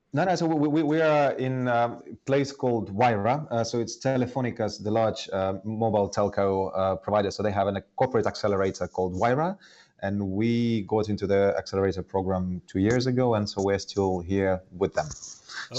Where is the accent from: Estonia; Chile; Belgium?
Estonia; moved away as an adult; also born or lived in Soviet Union; now in London, United Kingdom; I, I, grew up initially in Soviet Union, but then in the 90s um, in Estonia, I, I, was almost like growing up in Finland or somewhere else